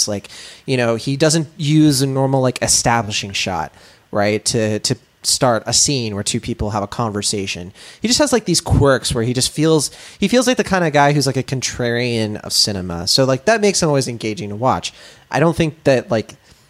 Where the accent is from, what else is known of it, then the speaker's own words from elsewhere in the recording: United States; now in California, United States; rural West Virginia and Virginia and North Carolina, which is where I'm from.